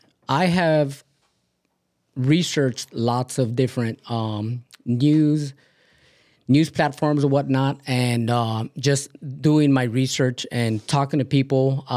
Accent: California, United States; I was born in California, yes.

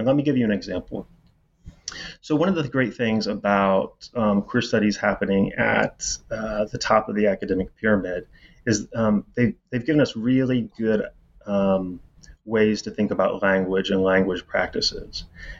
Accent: Indiana, United States; As I said, I'm from Indiana. And, you know, you sort of can never leave home. I mean, I'm never going back to Indiana. The Hoosier State, which is maybe more south than the geography would imply.

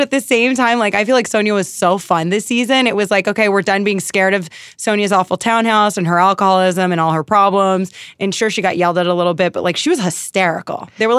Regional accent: East Coast, United States; I'm from the East Coast and it reminds me of like my friends from college, and it reminds me of my friends from home when everyone's like, this is family.

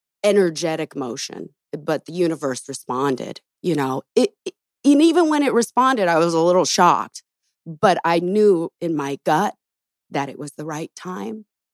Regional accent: Los Angeles, California, United States; Back home. I was born in Los Angeles, you know? Nice. Spent over probably 30-some years here

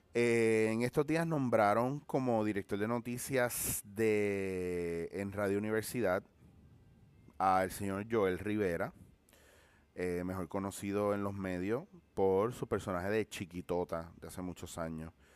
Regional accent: Puerto Rico; como somos los puertorriqueños

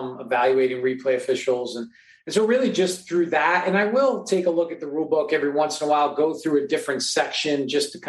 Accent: New York, United States; growing up in New York on the East Coast in the hot, muggy

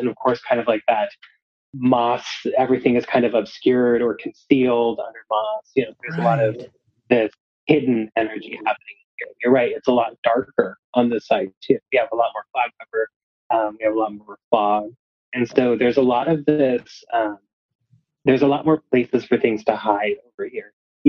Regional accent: La Grande, Oregon, United States; I grew up in the opposite corner of the state. I grew up in La Grande, Oregon, in Oregon. So on kind of mirror side of where we are now. And over there, it's very dry. It's the desert area.

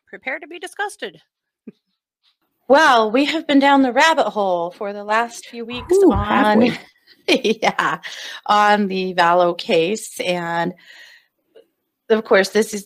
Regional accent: Rexburg, Idaho, United States; my hometown, well, both of our hometown, and the town I live

